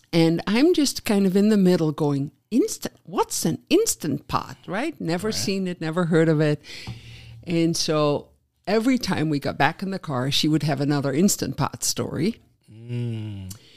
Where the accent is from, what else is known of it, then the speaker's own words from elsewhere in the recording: Netherlands; moved away as an adult; now in Oshkosh, United States; I grew up in the Netherlands just at the tail end of the … in the '60s